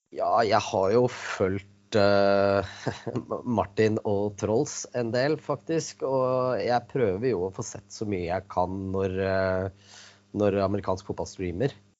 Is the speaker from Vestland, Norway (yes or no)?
no; Kolbotn, Akershus, Norway; moved away as an adult; now in Moss, Norway; jeg er født og oppvokst på Kolbotn